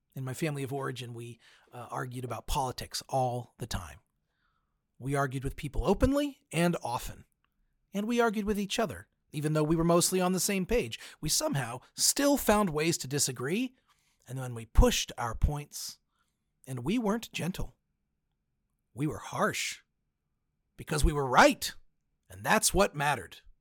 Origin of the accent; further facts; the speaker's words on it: United States; I am a Christian before I'm an American